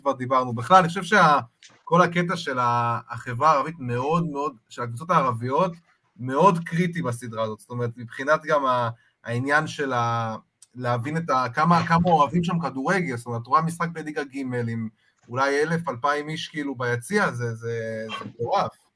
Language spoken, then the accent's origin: Hebrew; Holon, Tel Aviv District, Israel; אני גדלתי בצפרירים